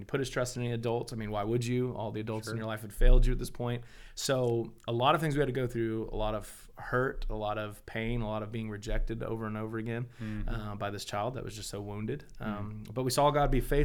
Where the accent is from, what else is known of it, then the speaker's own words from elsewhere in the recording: Deer Park, Texas, United States; also born or lived in Pasadena, Texas; I grew up in Deer Park, Texas.